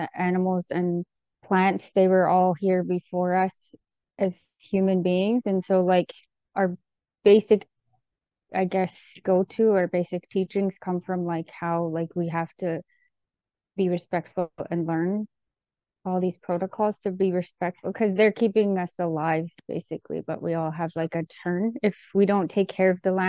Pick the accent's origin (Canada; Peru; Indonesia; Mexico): Canada; Okanagan territory and Ktunaxa territory, British Columbia; moved away; I'm from the Okanagan territory, Seal, and the Kootenai territory, which is Tunaka, and they're in Cranbrook, BC. Okanagan is near Penticton.